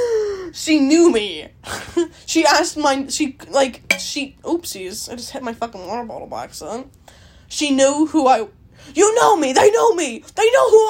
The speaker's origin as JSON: {"language": "English", "country": "Canada", "said": "I'm Canadian"}